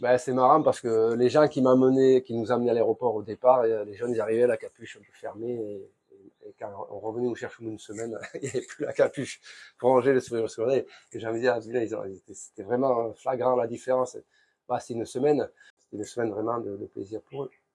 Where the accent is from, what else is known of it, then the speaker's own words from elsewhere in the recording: Basque Country, between Bayonne and Ciboure, Nouvelle-Aquitaine, France; moved away as an adult; now in Tahiti, French Polynesia; je suis originaire du Pays Basque, entre Bayonne et Sebor